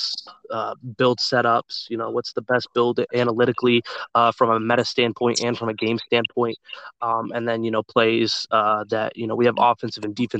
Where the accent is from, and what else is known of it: Dallas, Texas, United States; born or raised there